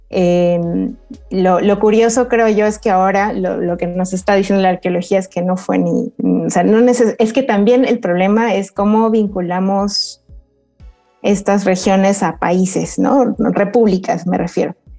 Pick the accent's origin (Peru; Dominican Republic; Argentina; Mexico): Peru; moved away; en mi tierra natal